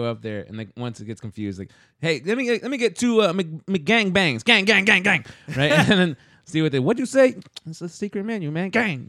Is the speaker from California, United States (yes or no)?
no; Hawaii, United States; Dude, I'm Hawaiian, right?